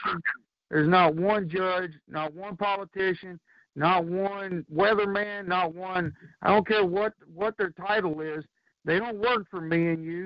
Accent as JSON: {"language": "English", "region": "North Carolina", "country": "United States", "said": "I may be from North Carolina"}